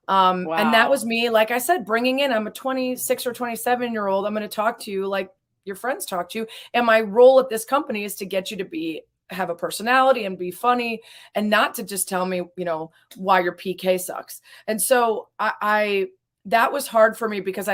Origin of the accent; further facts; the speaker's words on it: Lake Forest, Illinois, United States; also born or lived in Los Angeles; now in Chicago, United States; I grew up in Lake Forest